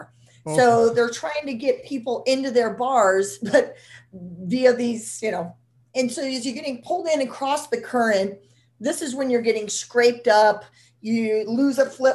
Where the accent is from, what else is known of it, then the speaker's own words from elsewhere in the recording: Nebraska, United States; I'm from Nebraska